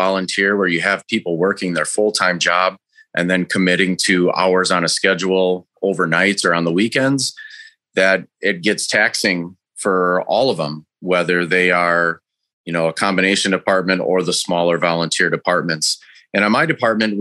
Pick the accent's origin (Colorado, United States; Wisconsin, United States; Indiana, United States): Wisconsin, United States; Racine; also born or lived in Jackson, Wisconsin; I grew up in Racine, Wisconsin